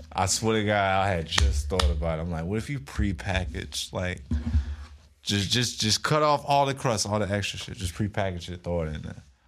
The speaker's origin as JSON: {"language": "English", "country": "United States"}